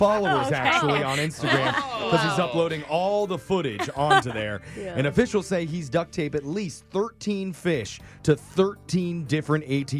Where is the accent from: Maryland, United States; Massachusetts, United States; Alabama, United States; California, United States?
California, United States; Los Angeles; born or raised there